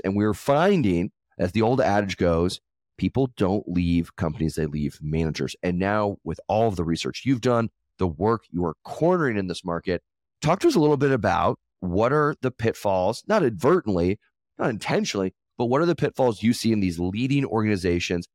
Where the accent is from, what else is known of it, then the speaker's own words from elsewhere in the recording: Denver, Colorado, United States; I'm from Colorado. I'm a Denver guy.